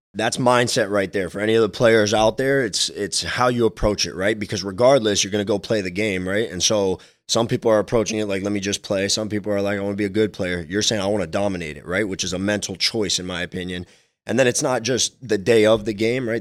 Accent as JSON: {"language": "English", "town": "Miami", "region": "Florida", "country": "United States", "tie": "born or raised there", "said": "I was super young and I was growing up in Miami"}